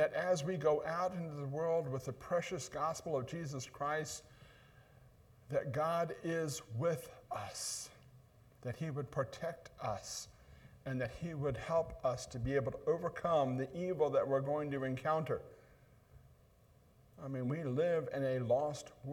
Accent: Ohio, United States; accent: northern; moved away; also born or lived in Buffalo, New York; I'm one of those northern guys. That's why I don't talk like you all do. I'm from Ohio

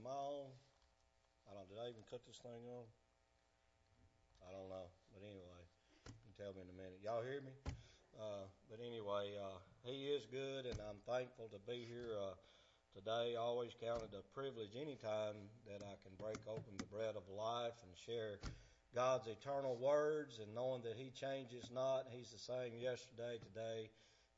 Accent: Alabama, United States; also born or lived in Helena, Arkansas; I'm from Alabama

